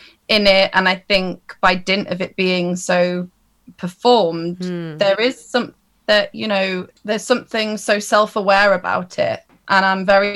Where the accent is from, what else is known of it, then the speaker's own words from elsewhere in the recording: Derbyshire, East Midlands, United Kingdom; I'm a little bit from all over, but once I was at secondary school, I grew up in Derbyshire